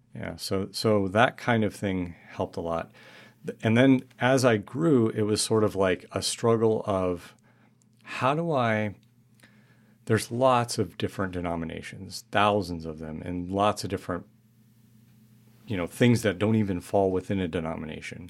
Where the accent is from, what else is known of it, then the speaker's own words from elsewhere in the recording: New Mexico, United States; moved away as an adult; I grew up in New Mexico